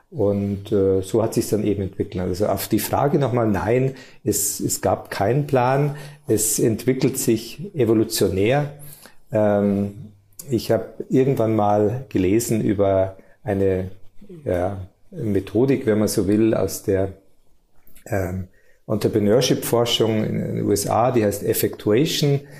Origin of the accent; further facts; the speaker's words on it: Bavaria, Germany; geboren und aufgewachsen in Niederbayern, lebe hier mit meiner Familie